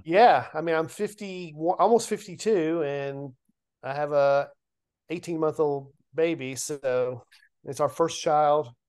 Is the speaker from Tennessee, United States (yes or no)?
yes; Lebanon, Tennessee, United States; my hometown of Lebanon